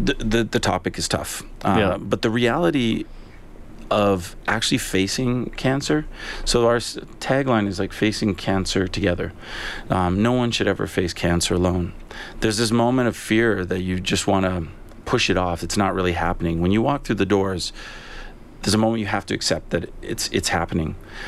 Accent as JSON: {"language": "English", "country": "Canada", "said": "but as a Canadian, I didn't know an awful lot about it."}